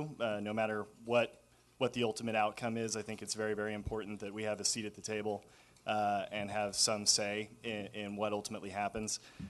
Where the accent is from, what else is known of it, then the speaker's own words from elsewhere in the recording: Tulsa, Oklahoma, United States; moved away as an adult; also born or lived in Chicago; now in Wichita, United States; I'm a transplant to Wichita. I grew up in Tulsa, so not far from here. Went to school at University of Oklahoma. Spent a couple of years up in Chicago doing production management work before I moved down here.